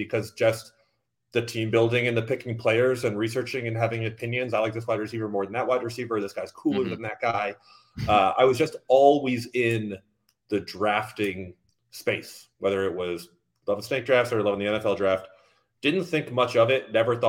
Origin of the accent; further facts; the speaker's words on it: Boston, Massachusetts, United States; moved away as an adult; also born or lived in Miami; when I was like 14 years old, growing up in Boston